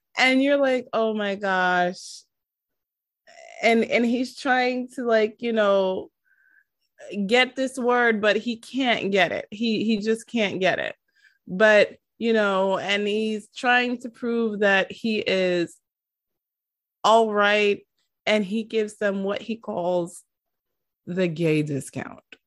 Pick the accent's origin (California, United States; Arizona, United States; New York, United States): New York, United States; New York City; I am from New York City.